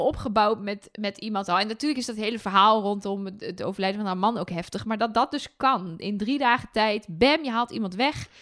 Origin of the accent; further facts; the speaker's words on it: Twente, Overijssel, Netherlands; ik zeg bijvoorbeeld dat het raam los moet, want ik kom uit Twente